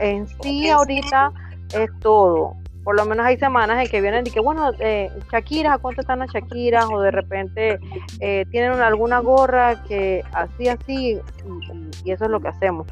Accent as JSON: {"language": "Spanish", "region": "Guna Yala comarca", "country": "Panama", "said": "pertenezco a la comarca Cunayala"}